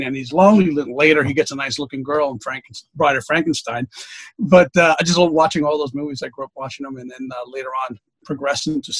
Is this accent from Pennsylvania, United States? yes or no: no; New York City, New York, United States; I grew up in New York City